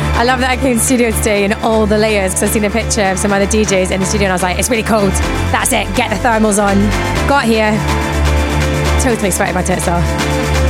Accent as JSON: {"language": "English", "region": "Scotland", "country": "United Kingdom", "said": "me being Scottish"}